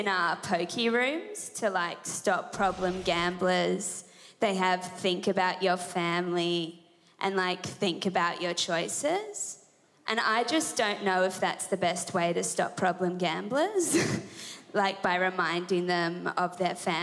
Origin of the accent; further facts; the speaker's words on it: Sydney, New South Wales, Australia; I'm from Sydney, New South Wales, and I'm 24 years old.